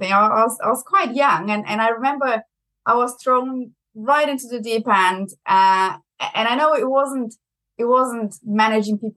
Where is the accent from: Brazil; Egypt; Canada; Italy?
Brazil; accent: German; English is a second language; now in United Kingdom; I'm originally from Brazil, but I have a very German accent. So I also have to say I'm half German.